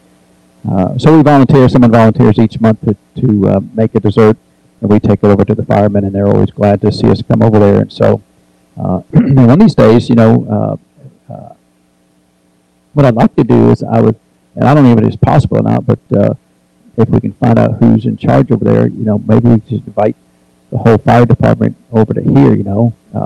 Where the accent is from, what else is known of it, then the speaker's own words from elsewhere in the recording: New Hampshire, United States; now in Tennessee, United States; I grew up in New Hampshire, so I know a little bit about the cold weather